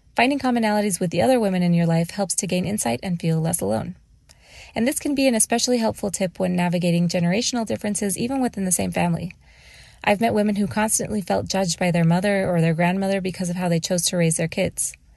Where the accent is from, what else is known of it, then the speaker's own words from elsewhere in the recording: Mexico; now in Phoenix, United States; I was born and raised in Mexico